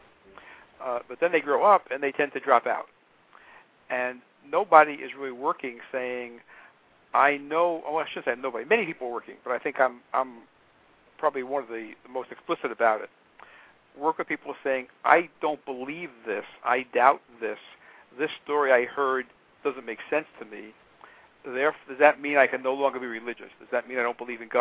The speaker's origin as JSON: {"language": "English", "country": "United States", "said": "I'm an American."}